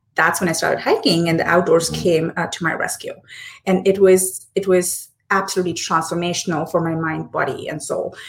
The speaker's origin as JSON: {"language": "English", "town": "Hyderabad", "region": "Telangana", "country": "India", "tie": "born or raised there", "first_language": "Hindi", "second_language": "English", "moved": "yes", "said": "born and raised in Hyderabad, but roots are somewhere in uh, Punjab prior to partition uh, in Pakistan"}